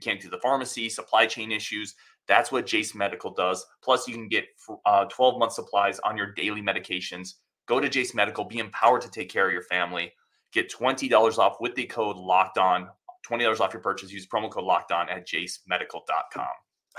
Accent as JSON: {"language": "English", "town": "Tucson", "region": "Arizona", "country": "United States", "tie": "born there", "said": "Oh, my whole marriage, dude. I was born in Tucson."}